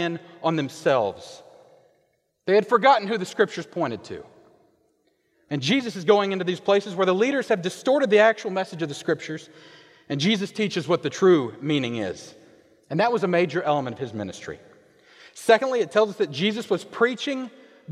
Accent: Kansas, United States; moved away; I am originally from Kansas. And growing up, I could stand out in our front yard and see an ocean of wheat

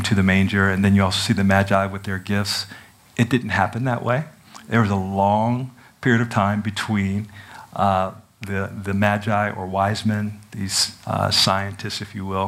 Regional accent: Washington, District of Columbia, United States; I grew up in Washington, D.C.

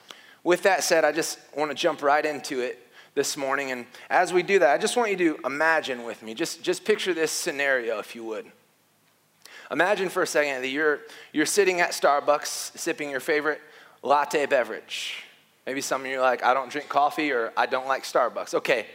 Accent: the North, United States; I'm from the North.

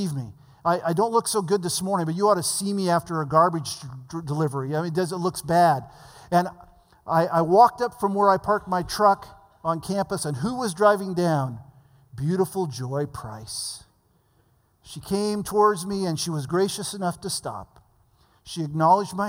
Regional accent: the Valley of California, United States; I came from the Valley of California where we didn't know what proper meant

